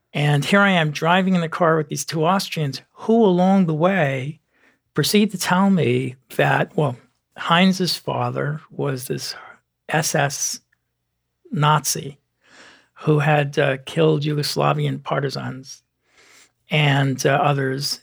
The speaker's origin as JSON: {"language": "English", "town": "New York City", "region": "New York", "country": "United States", "tie": "born or raised there", "said": "I grew up in the Bronx, New York"}